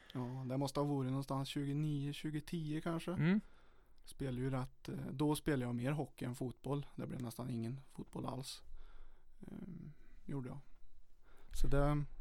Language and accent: Swedish; Charlottenberg, Värmland, Sweden; also born or lived in Åmotfors; jag har ju växt upp i mellan eh, Åmotfors och Charlottenberg lite, lite på bygden